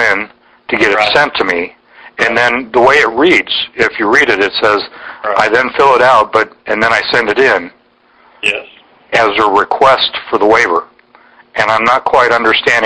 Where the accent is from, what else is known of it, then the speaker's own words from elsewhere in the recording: United States; I am an American.